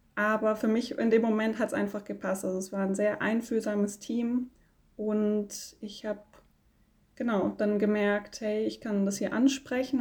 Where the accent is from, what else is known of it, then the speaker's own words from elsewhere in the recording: Konstanz, Baden-Württemberg, Germany; ich komme aus Konstanz